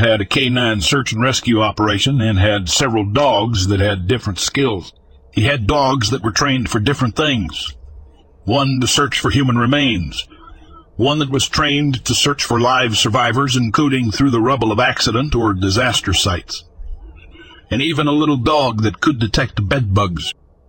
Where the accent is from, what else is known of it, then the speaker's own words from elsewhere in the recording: the South, United States; As you can tell, I'm from the South.